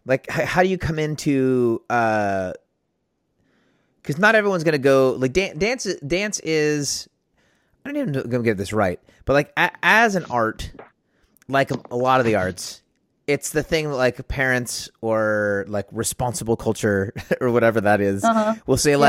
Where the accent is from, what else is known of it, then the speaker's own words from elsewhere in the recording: Texas, United States; so I'm a Texan.